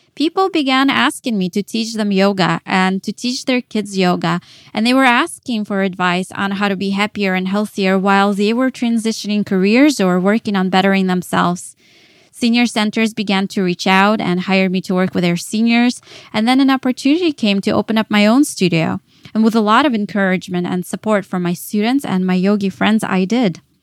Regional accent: Dallas, Texas, United States; moved away as an adult; also born or lived in Kyiv, Ukraine; now in New York, United States; I was born in Kyiv, Ukraine. Later, my family moved to Dallas, Texas, and that is where I grew up as a teenager

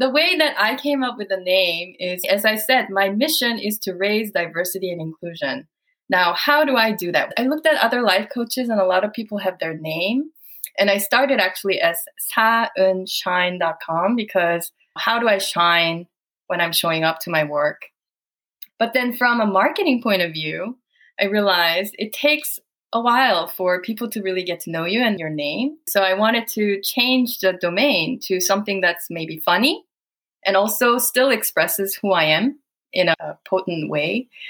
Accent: Saudi Arabia; I have felt like an alien most of my life. As you can imagine, growing up in Saudi and then bam, you are out in the world, you are an alien.

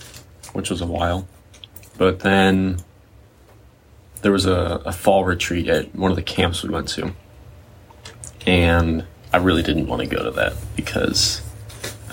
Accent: central Missouri, United States; also born or lived in St. Louis, Missouri; I was born in Missouri, up in St. Louis. And then when I was four, we moved down to kind of central Missouri

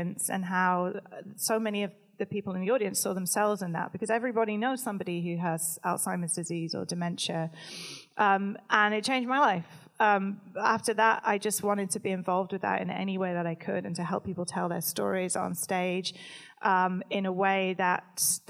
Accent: United Kingdom; I'm British

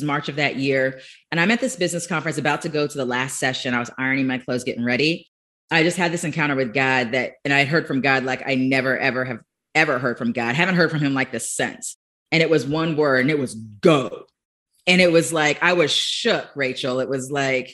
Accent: Florida, United States; born and raised in Florida

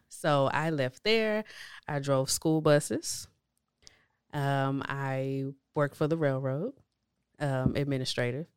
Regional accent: Houston, Texas, United States; I grew up on the east side of Houston. um, near Crosby area-ish, um, and so from there, from childhood all the way up until adulthood, that's where I lived

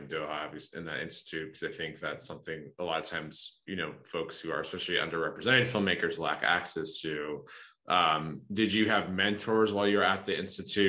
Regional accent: United States; I'm fully American

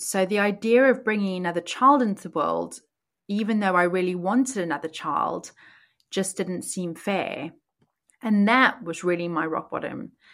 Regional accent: South Africa; moved away as an adult; now in Oxfordshire, United Kingdom; I was born and raised in South Africa, and I moved to the U K when I was nineteen

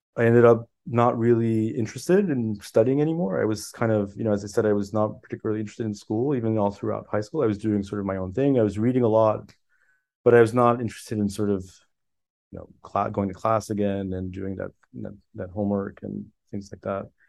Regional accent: Miami Beach, Florida, United States; first language French; English is a second language; also born or lived in Paris, France; I grew up actually in Miami Beach

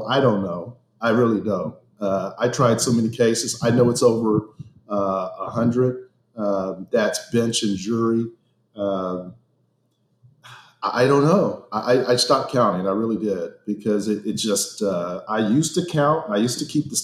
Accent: St. Louis, Missouri, United States; also born or lived in Houston, Texas; I was born in Houston, Texas, but I was raised in the Show Me State. I spent most of my time growing up in St. Louis, Missouri

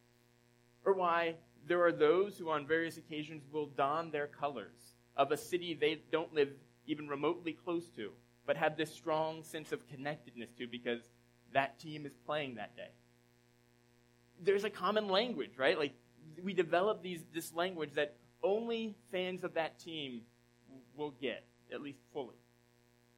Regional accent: Southeast, United States; now in Philadelphia area, United States; I grew up in the Southeast, or spent a number of years in the Southeast.

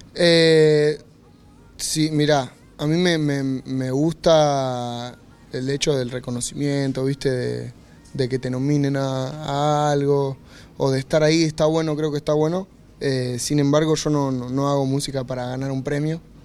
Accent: Argentina; me vuelvo para Argentina

